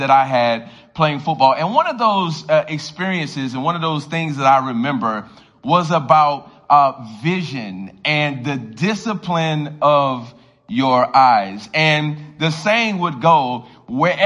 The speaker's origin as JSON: {"language": "English", "town": "Miami", "region": "Florida", "country": "United States", "tie": "born or raised there", "moved": "yes", "lives_now": "Baltimore, United States", "said": "I grew up in Miami, Florida"}